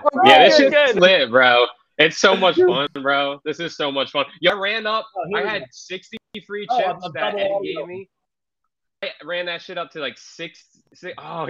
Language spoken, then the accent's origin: English; first city Wawa originated in, Pennsylvania, United States; moved away; I'm from South. Bro, I'm from the first city that Wawa originated in, bro. The family lives in my city, bro. Back home.